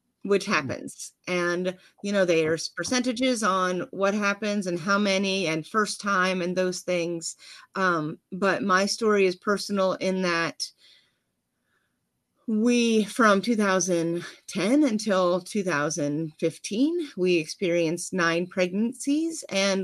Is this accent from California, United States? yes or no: no; Freeport, Pennsylvania, United States; I am outside of Pittsburgh by a good bit, which is Freeport, Pennsylvania